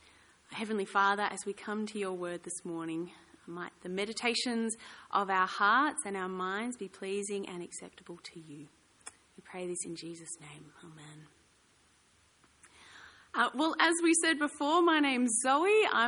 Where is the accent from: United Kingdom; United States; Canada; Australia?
Australia; Ballarat, Victoria; I grew up in Ballarat. I quite like the cold.